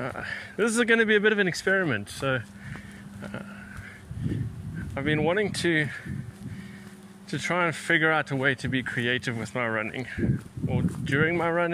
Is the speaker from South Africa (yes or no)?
yes; South Africa; moved away; I am from South Africa